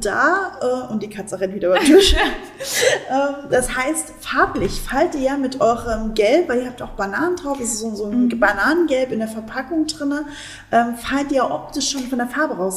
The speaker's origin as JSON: {"language": "German", "region": "Saxony", "country": "Germany", "said": "als Sachse ähm, bin ich auch so ein Leberwurstkind."}